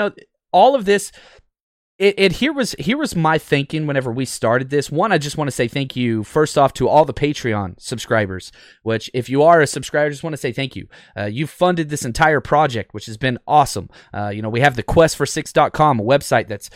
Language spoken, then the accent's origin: English; Dallas, Texas, United States; growing up in Dallas and living there most of my life